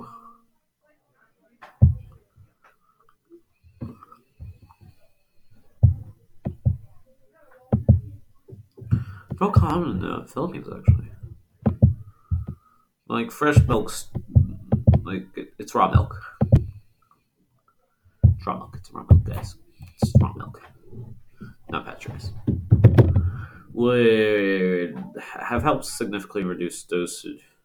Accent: United States; I'm American, I don't know metric

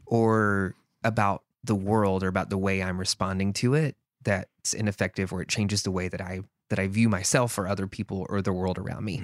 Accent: the South, United States; growing up in the South

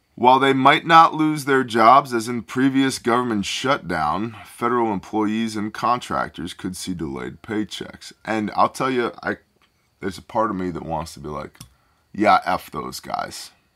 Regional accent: United States; We're American, not Canadian

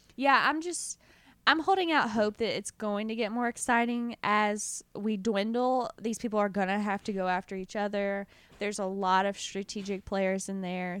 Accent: the South, United States; accent: southern; My southern accent will have evolved into an Australian accent.

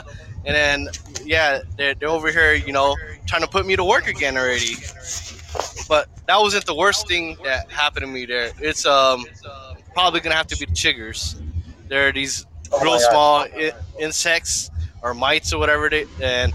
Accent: Long Beach, California, United States; I came from Long Beach

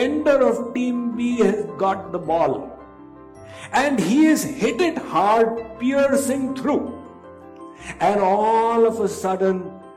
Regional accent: India; when I was growing up in India, when I was a schoolboy in middle school

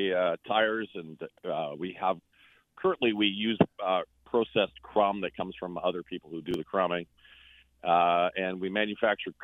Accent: Winnipeg, Manitoba, Canada; I am from Winnipeg, Manitoba

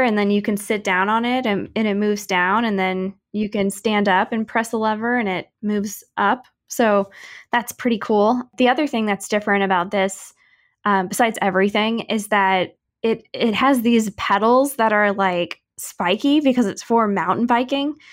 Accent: St. Louis, Missouri, United States; now in Kansas City, United States; I grew up in St. Louis and watched a lot of hockey over there

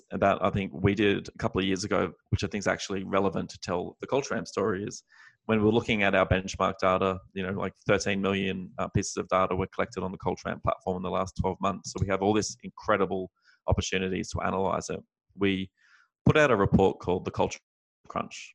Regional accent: Australia; moved away as an adult; now in San Francisco, United States; as an Australian expat now based in the US

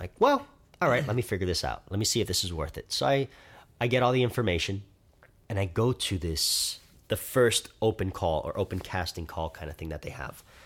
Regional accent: Miami, Florida, United States; I'm twenty-three years old. I'm from Miami

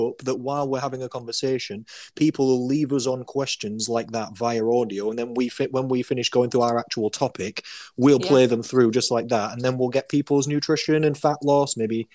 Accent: Rotherham, Yorkshire and the Humber, United Kingdom; I am from Rotherham. I am actually a Rother dog from South Yorkshire.

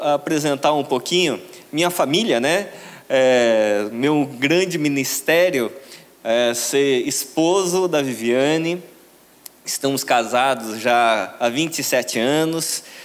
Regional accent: São Paulo, Brazil; Eu vim de São Paulo para cá com a expectativa de ver o sol da Bahia

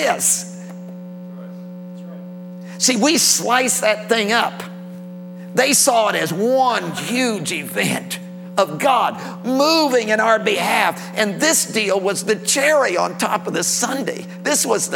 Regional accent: Tennessee, United States; I'm from Tennessee. I live in Tennessee

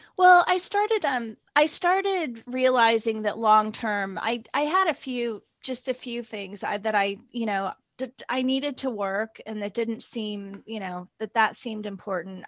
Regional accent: Indiana, United States; moved away as an adult; also born or lived in northern Norway; now in United Kingdom; I grew up in a midwestern um, state called Indiana, which is between Ohio and Illinois

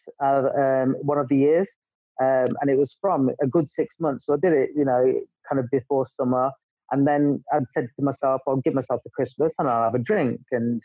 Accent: England, United Kingdom; moved away as an adult; also born or lived in Dubai; I'm English

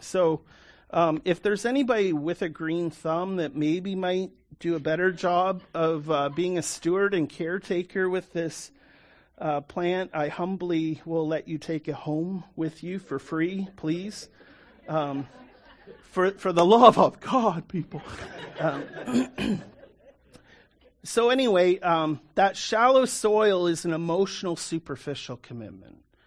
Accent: Canada; I'm a Canadian, born and raised

